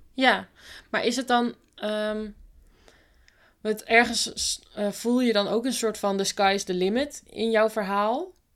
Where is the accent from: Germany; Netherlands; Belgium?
Netherlands; Bible Belt; ik kom op zich ook van de Bijbelbelt